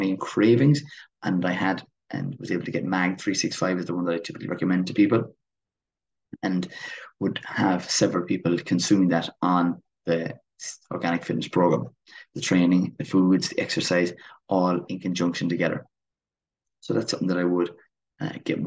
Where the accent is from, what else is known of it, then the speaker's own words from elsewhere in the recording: Kilmeaden, Munster, Ireland; Waterford, where my hometown is Kilmeaden.